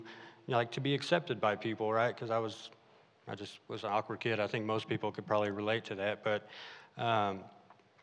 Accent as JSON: {"language": "English", "region": "Arkansas", "country": "United States", "tie": "born or raised there", "also_born_or_lived": "California", "said": "my family moved out to Arkansas, which I loved"}